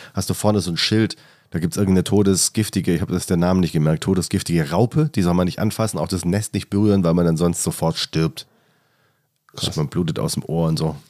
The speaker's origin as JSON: {"language": "German", "area": "the South", "region": "Southern Germany", "country": "Germany", "moved": "yes", "lives_now": "Hamburg, Germany", "said": "Ich komme ja aus dem Süden ursprünglich"}